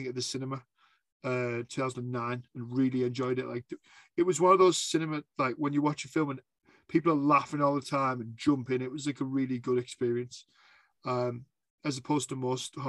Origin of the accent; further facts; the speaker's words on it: the north of England, United Kingdom; I'm Northern England